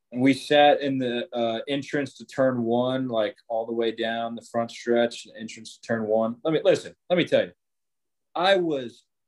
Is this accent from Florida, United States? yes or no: yes; Jacksonville, Florida, United States; Born and raised in Jacksonville